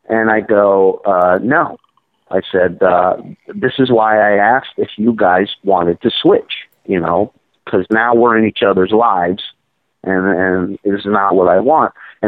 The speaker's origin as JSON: {"language": "English", "country": "Israel", "tie": "born there", "said": "even though I was born in Israel, I've just never gotten along with Orthodox Jews for some reason."}